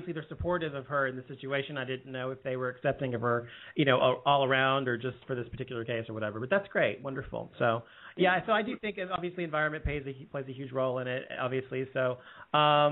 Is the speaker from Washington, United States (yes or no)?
no; Dallas, Texas, United States; I come from Dallas, Texas, and it's just like that here